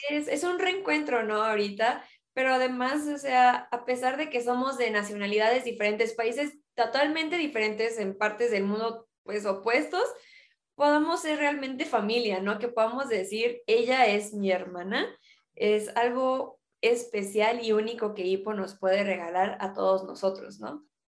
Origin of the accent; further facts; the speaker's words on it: Chihuahua, Mexico; first language Spanish; somos de Chihuahua